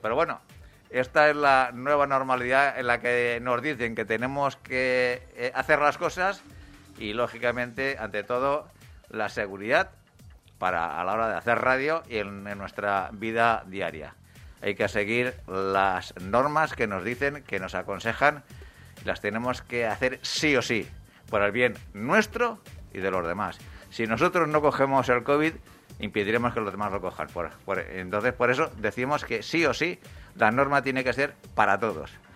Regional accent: Valencian Community, Spain; nuestra comunidad valenciana

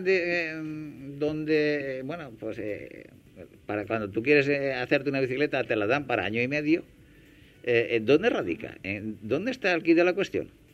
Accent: Hellín, Castilla-La Mancha, Spain; yo soy de Agramón, eh, que es una pedanía de Gin

